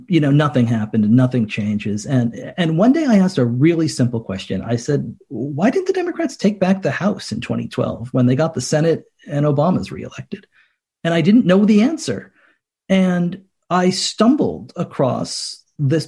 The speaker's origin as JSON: {"language": "English", "region": "Connecticut", "country": "United States", "tie": "born or raised there", "said": "I grew up in Connecticut"}